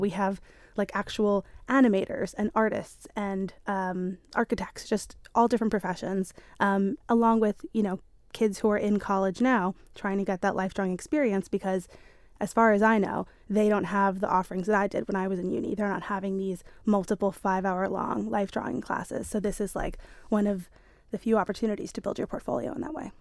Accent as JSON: {"language": "English", "region": "New York", "country": "United States", "moved": "as an adult", "lives_now": "Isle of Man", "said": "I am from New York originally, and I went to um, design and illustration, um, uni in New York"}